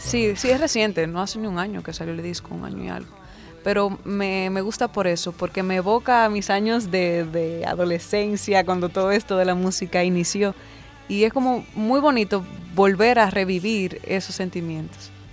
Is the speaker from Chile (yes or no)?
no; Dominican Republic; me, pegué primero en mi país